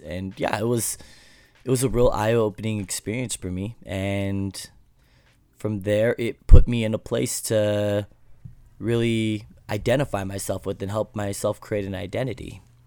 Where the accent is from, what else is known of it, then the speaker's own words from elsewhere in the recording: Alaska, United States; I grew up in Alaska, very, uh, small community